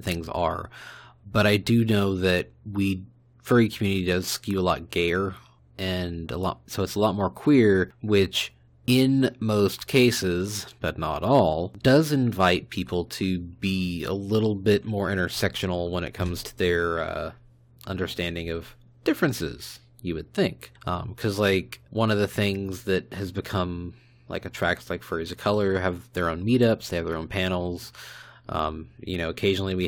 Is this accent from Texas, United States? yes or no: yes; Fort Worth, Texas, United States; I grew up on the north side of Fort Worth, which is extremely heavily Hispanic